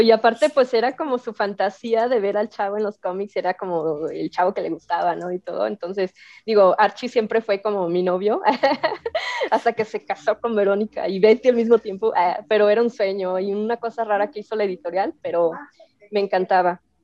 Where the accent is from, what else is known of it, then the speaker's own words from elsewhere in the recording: Jalisco, Mexico; also born or lived in Xalapa, Veracruz / Monterrey; yo nací en Jalapa, Veracruz, y este, y mis papás y mis hermanas nos vinimos a vivir aquí a Jalisco, y aquí estudié primaria, secundaria, prepa, todo